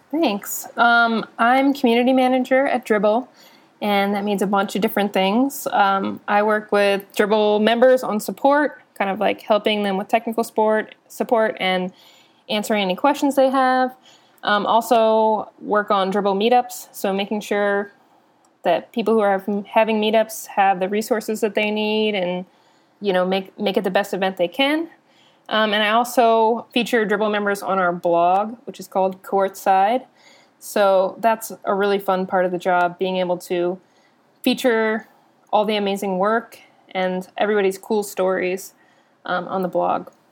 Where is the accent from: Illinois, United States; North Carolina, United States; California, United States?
North Carolina, United States; also born or lived in Philadelphia; now in Austin, United States; I'm originally from North Carolina. Um, I also lived in Philadelphia for a time, and then I moved to Austin three years ago